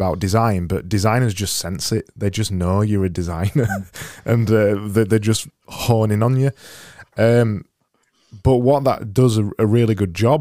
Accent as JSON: {"language": "English", "town": "Barnsley", "region": "Yorkshire and the Humber", "country": "United Kingdom", "said": "I was from Barnsley"}